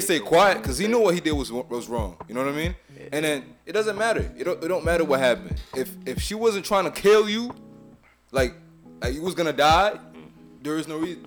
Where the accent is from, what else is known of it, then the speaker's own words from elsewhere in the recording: Haiti; now in United States; I'm from Haiti, so I represent Haiti.